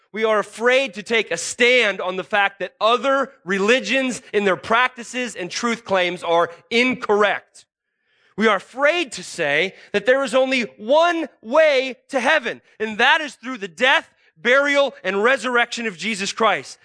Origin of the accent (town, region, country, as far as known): United States